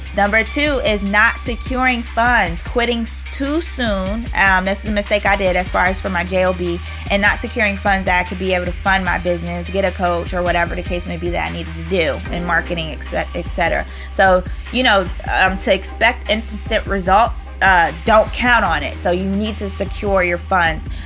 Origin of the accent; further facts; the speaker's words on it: New York, United States; I'm from New York